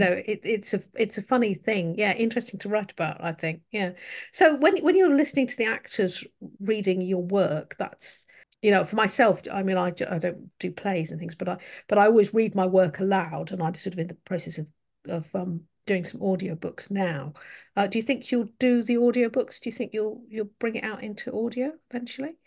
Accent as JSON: {"language": "English", "country": "United Kingdom", "said": "as a British person"}